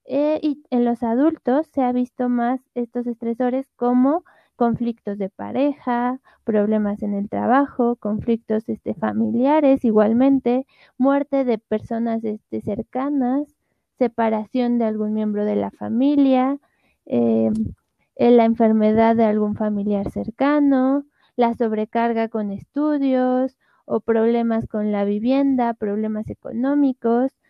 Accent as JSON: {"language": "Spanish", "country": "Ecuador", "said": "tengo 18 años, soy de Ecuador, actualmente estudio odontología."}